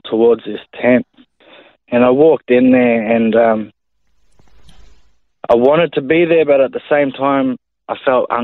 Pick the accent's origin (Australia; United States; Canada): Australia; Brisbane, Queensland; I was born and raised in Brisbane, Queensland, on the north side of Brisbane mainly.